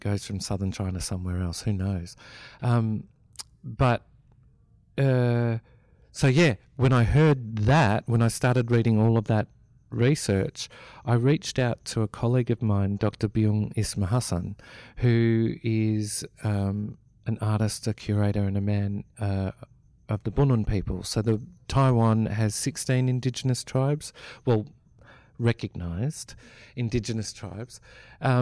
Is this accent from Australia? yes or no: yes; Melbourne, Victoria, Australia; I grew up in Melbourne.